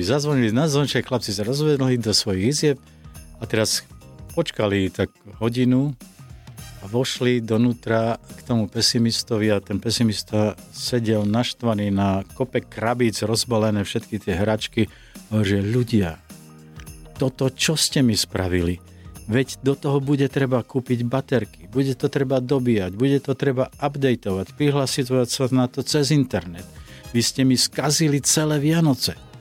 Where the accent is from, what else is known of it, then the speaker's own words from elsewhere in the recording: Slovakia; Som Slovák